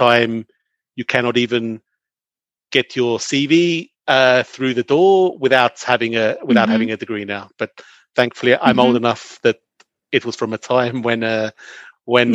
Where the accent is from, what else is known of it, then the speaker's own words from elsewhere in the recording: London, United Kingdom; moved away as an adult; also born or lived in Belgium / Australia; now in Switzerland; I grew up in and around London